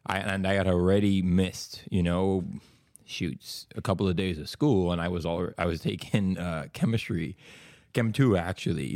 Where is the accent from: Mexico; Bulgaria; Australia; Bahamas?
Bahamas; moved away as an adult; also born or lived in Tulsa, Oklahoma, United States; now in Oklahoma, United States; I'm from the Bahamas